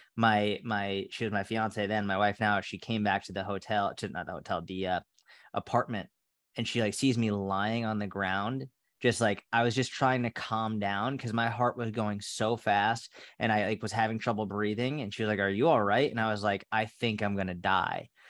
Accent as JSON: {"language": "English", "town": "Sudbury", "region": "Massachusetts", "country": "United States", "tie": "born or raised there", "also_born_or_lived": "Somerville, Massachusetts / Boston, Massachusetts / Tel Aviv, Israel / New York, United States", "moved": "as an adult", "said": "I grew up in Sudbury"}